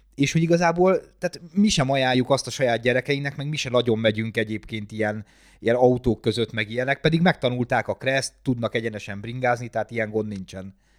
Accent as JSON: {"language": "Hungarian", "town": "Gödöllő", "region": "Pest", "country": "Hungary", "said": "gödöllői vagyok"}